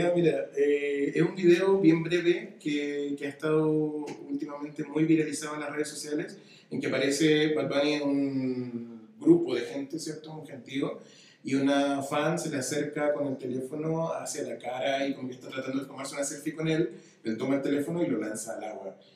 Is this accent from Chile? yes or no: yes; Chile; now in Mexico; Vengo de Chile, estoy acá en México